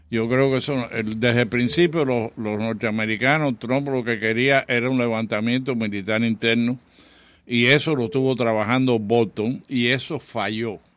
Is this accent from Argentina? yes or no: no; Cuba; also born or lived in Chicago / New York; now in Miami, United States; somos cubanos